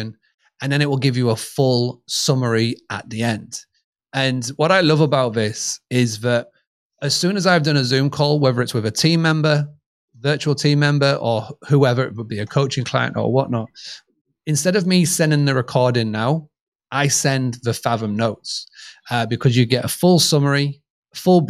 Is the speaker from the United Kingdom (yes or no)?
yes; United Kingdom; accent: British; my British accent